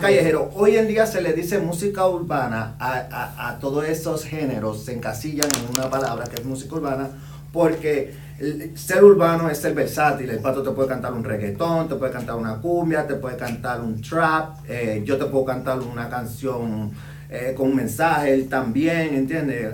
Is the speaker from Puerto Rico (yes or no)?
yes; Puerto Rico; moved away as an adult; also born or lived in Dominican Republic; now in Indianapolis, United States; yo soy originario de República Dominicana, eh, me crié en Puerto Rico